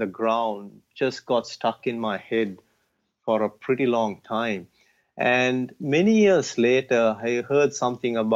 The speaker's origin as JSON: {"language": "English", "country": "Sri Lanka", "tie": "born or raised there"}